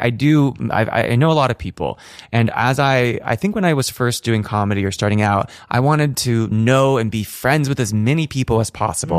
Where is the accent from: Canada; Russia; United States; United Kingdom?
United States; north of San Francisco, California; I grew up north of San Francisco